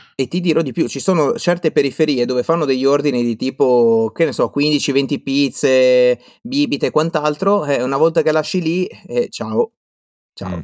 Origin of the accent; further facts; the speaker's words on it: Liguria, Italy; now in Veneto, Italy; sono qua in Veneto, eh, ma sono Ligure